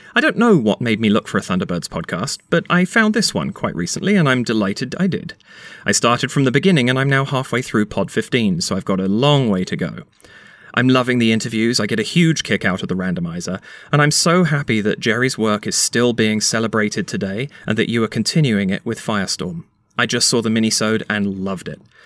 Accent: London, United Kingdom; now in Canada; I'm from the UK originally. I was born in London in 85

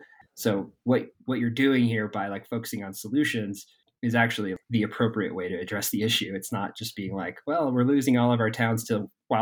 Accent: Durango, Colorado, United States; And we have a similar plan here in my hometown in Durango.

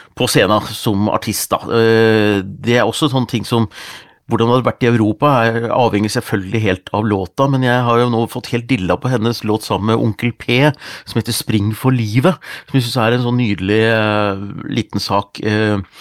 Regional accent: Gjøvik, Innlandet, Norway; jeg er fra Gjøvik

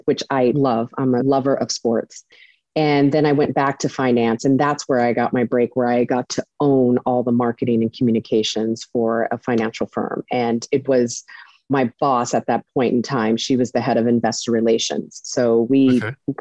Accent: Riverside, California, United States; moved away as an adult; also born or lived in Los Angeles, California / New York; I was born and raised in Riverside, California

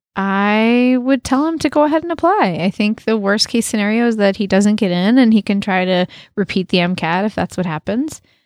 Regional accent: United States; moved away as an adult; also born or lived in Canada; I was from the United States

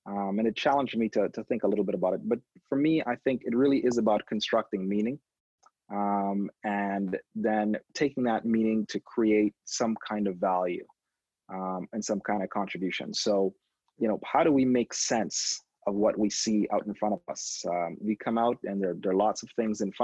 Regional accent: Trinidad & Tobago; now in Toronto, Canada; I was born in Toronto. I stayed here till I was two, and then I grew up in the Caribbean in a little country called Trinidad and Tobago

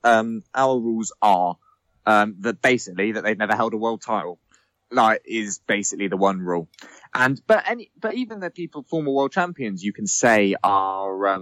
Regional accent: England, United Kingdom; we are English.

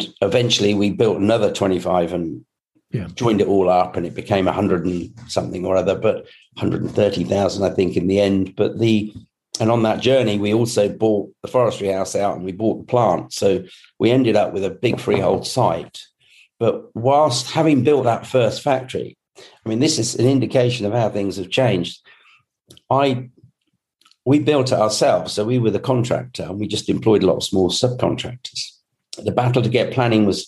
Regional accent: Scotland, United Kingdom; I was born in Scotland

